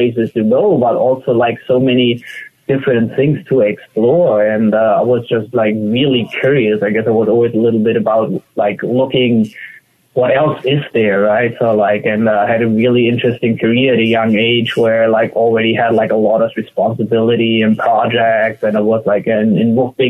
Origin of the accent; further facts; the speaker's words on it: Germany; Like I feel in Germany, you kind of grow up with a very green mindset